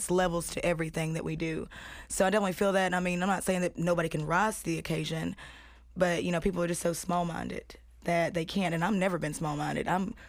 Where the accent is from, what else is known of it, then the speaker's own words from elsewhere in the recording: Shelbyville, Tennessee, United States; now in Nashville, United States; I'm from Shelbyville. It's a little podunk ass town full of haters.